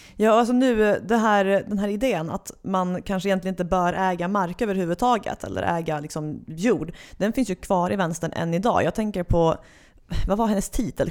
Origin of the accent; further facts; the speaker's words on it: Skåne, Sweden; now in Stockholm area, Sweden; för mig som skåning